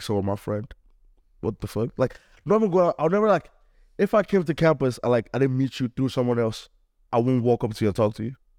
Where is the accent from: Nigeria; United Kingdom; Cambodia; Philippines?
Nigeria; now in Cleveland, United States; I'm Nigerian